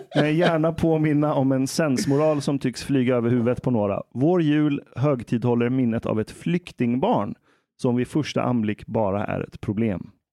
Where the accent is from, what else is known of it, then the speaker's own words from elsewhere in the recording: Iran; now in Sweden; jag är iranier